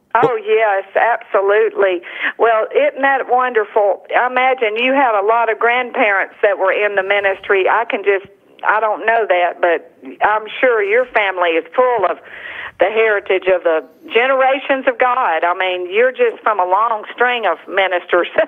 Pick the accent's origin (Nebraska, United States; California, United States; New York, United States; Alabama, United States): Alabama, United States; Tuscaloosa; moved away; also born or lived in New Orleans, Louisiana; I was raised in Tuscaloosa